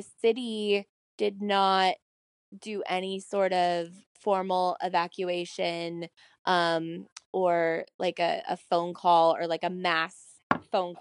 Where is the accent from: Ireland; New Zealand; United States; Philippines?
United States; Iowa; now in Santa Rosa, United States; I grew up in Iowa